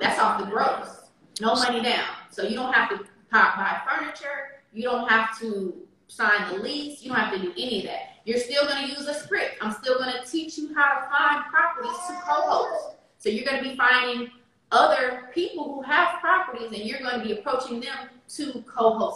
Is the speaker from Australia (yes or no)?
no; Richmond, California, United States; I'm from California